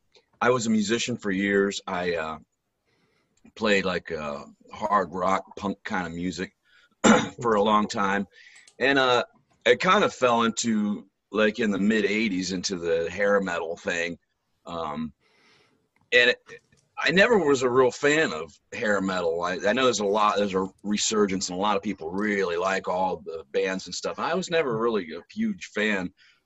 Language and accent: English; Akron, Ohio, United States; born there; I was born in Akron, Ohio. It's about half an hour south of Cleveland.